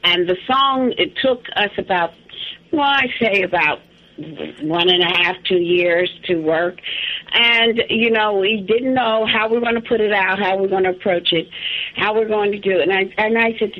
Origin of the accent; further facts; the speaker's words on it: New Jersey, United States; the house that I grew up in New Jersey